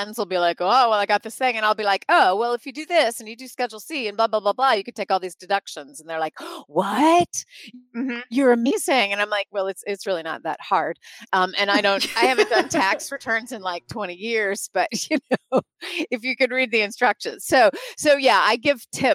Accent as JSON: {"language": "English", "region": "North Carolina", "country": "United States", "tie": "born or raised there", "moved": "as an adult", "lives_now": "Chicago, United States", "said": "I actually grew up in North Carolina"}